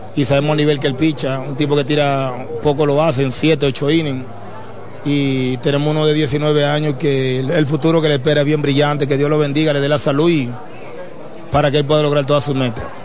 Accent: Dominican Republic; yo crecí en Dominicana, me crié, aprendí a vivir en Dominicana

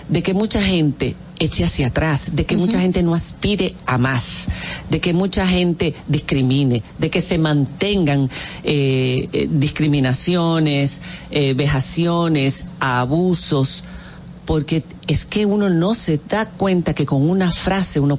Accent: Dominican Republic; moved away; also born or lived in Spain; somos dominicanos

